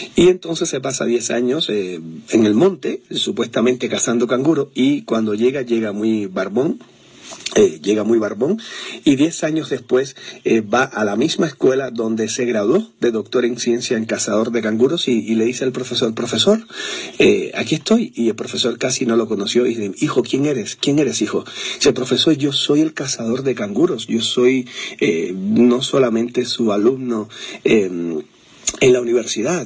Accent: Cuba; moved away; soy cubano

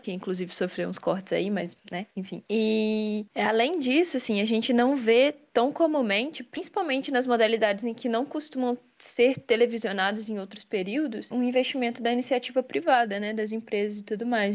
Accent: Minas Gerais, Brazil; aqui direto da minha terra, Minas Gerais

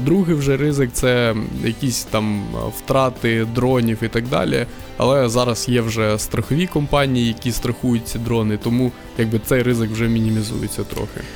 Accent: Crimea, Ukraine; moved away as an adult; also born or lived in Kyiv, Ukraine; now in Lviv, Ukraine; Я сам з Криму

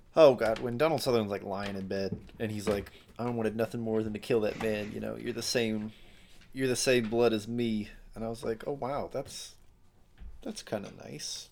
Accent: Alberta, Canada; I'm from Alberta

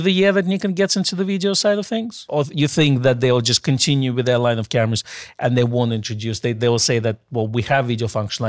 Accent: England, United Kingdom; Because I'm English.

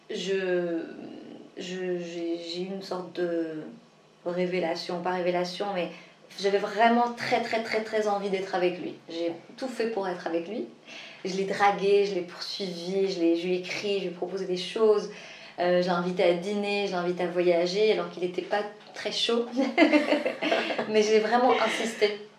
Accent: Morocco; moi je suis marocaine

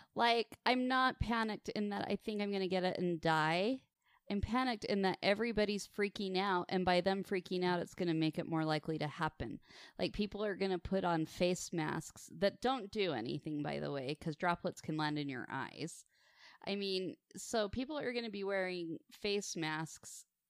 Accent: Farmington, Utah, United States; I grew up in the booming metropolis of Farmington, Utah

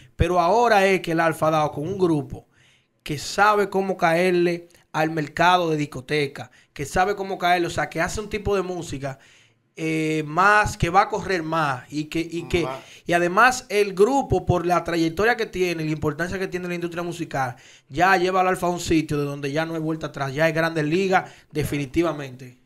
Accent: Dominican Republic; como dominicano

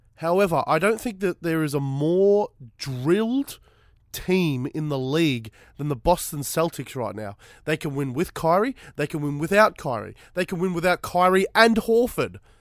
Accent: Fitzroy, Victoria, Australia; I was born in Fitzroy

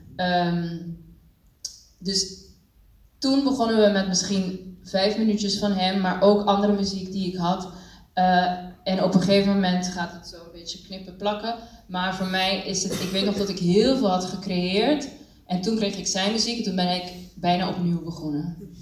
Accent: Curaçao; moved away as an adult; also born or lived in Cuba; now in Netherlands; ik ben zelf geboren en getogen op Curaçao en kwam op mijn achttiende naar Nederland om dans te studeren.

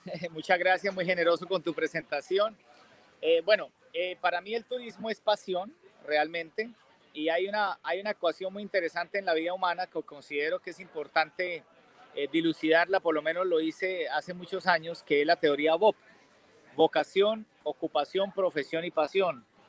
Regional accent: Bucaramanga, Santander, Colombia; also born or lived in Brisbane, Australia; soy de Bucaramanga, Santander, un departamento que es límite con Venezuela en Colombia

